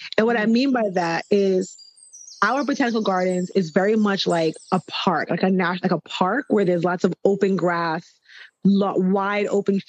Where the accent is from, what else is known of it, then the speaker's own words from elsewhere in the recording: New York, United States; but I'm a New Yorker